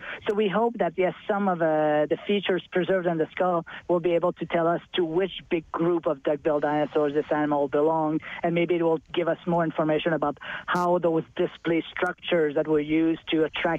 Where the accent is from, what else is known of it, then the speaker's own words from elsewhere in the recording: Montreal, Quebec, Canada; now in Alberta, Canada; I'm from Eastern Canada. I'm from Montreal.